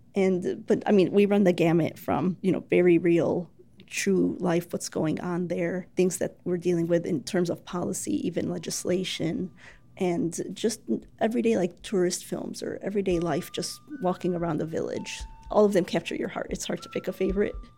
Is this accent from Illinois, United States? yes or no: yes; Chicago, Illinois, United States; I'm born and raised in Chicago